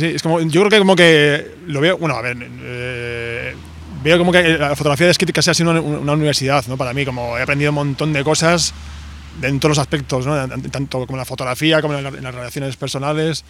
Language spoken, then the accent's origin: Spanish; Vitoria-Gasteiz, Basque Country, Spain; yo, soy de Vitoria, que es una ciudad muy pequeñita de País Vasco